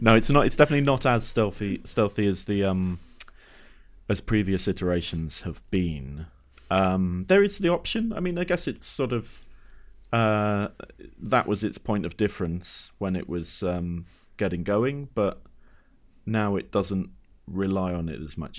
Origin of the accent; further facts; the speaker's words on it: Exeter, South West England, United Kingdom; I grew up in Exeter